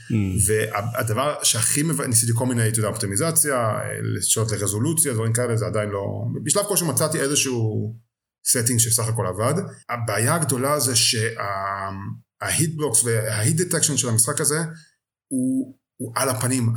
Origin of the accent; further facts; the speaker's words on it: Israel; בתור ישראלי